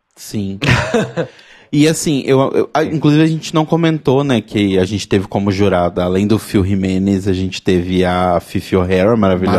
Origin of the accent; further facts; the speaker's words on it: Belo Horizonte, Minas Gerais, Brazil; Belo Horizonte, minha cidade natal